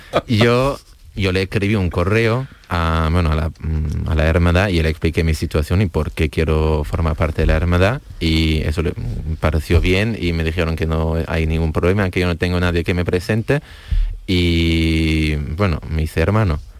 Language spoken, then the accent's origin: Spanish; Heidelberg, Baden-Württemberg, Germany; Yo soy de Heidelberg, Alemania.